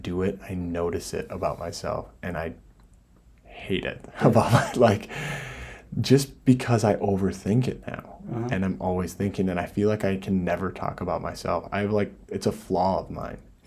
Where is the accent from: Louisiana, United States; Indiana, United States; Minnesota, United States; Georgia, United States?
Minnesota, United States; I'm from Minnesota. I'm a purebred Minnesotan. Parents from Minnesota and everything